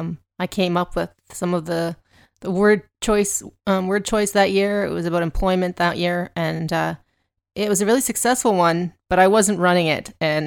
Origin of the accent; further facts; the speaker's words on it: Canada; we are a lot smaller, of course, and we're Canadian